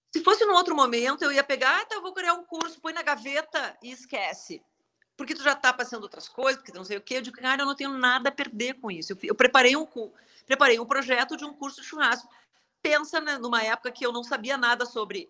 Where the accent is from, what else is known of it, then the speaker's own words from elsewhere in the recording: Passo Fundo, Rio Grande do Sul, Brazil; moved away as an adult; also born or lived in United States / Porto Alegre / Florianópolis / Salvador; now in São Paulo, Brazil; eu saí de Passo Fundo e eu morei